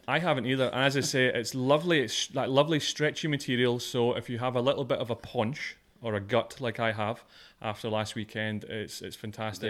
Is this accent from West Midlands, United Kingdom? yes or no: no; Scotland, United Kingdom; moved away; I'm Scottish